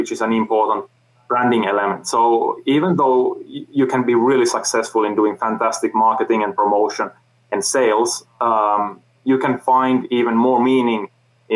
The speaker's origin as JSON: {"language": "English", "country": "Finland", "said": "I come from Finland"}